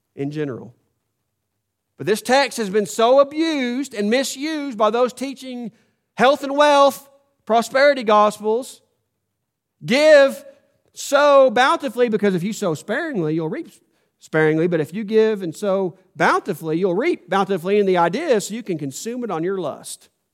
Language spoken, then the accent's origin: English; United States; I was born in the United States of America